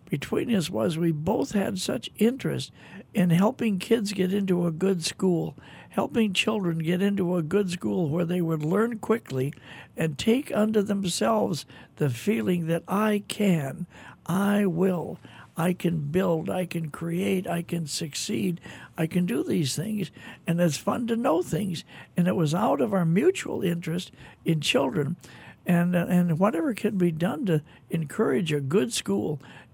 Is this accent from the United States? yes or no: yes; Minneapolis, Minnesota, United States; I grew up in Minneapolis, Minnesota, I was thinking driving to the studio today, I can remember when I was 6, 7 years old, this time of year wearing a snowsuit.